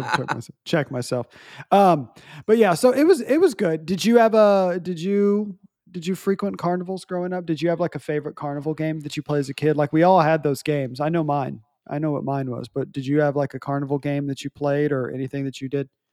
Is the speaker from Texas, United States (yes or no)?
yes; Fredericksburg, Texas, United States; in my hometown, um, small town of Fredericksburg. And, um, I've, I grew up there all my life